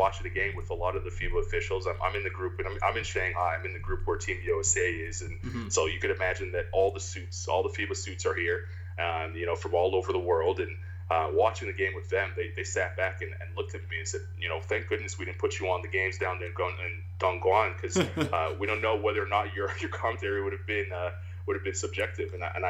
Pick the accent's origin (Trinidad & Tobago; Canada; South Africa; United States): Canada; I'm a Canadian basketball fan, no question about it.